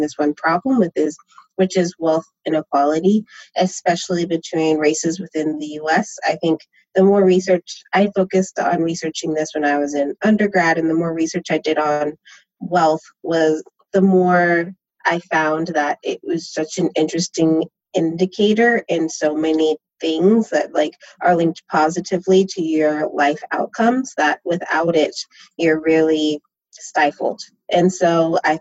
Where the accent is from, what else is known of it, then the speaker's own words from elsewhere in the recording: San Diego, California, United States; moved away as an adult; also born or lived in New York; now in Berkeley, United States; I'm from San Diego, and I work in San Francisco, and I live in Berkeley